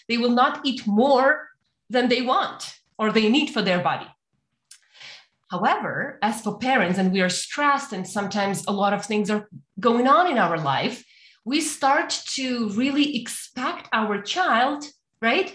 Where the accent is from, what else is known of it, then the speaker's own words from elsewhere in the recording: Ukraine; moved away as an adult; now in Canada; I born and raised in Ukraine, but I came to Canada about 6 years ago